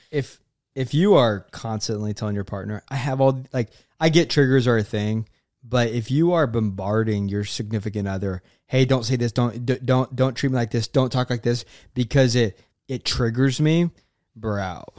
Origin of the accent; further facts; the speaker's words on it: Oklahoma, United States; moved away as an adult; also born or lived in Florida; I'm from Oklahoma